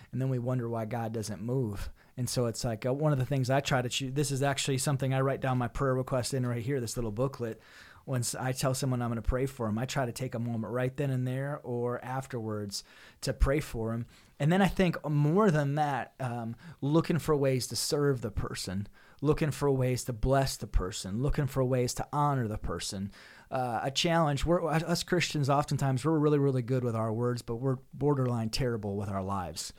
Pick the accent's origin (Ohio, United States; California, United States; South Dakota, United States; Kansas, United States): South Dakota, United States; Northeast; I'm originally from Northeast South Dakota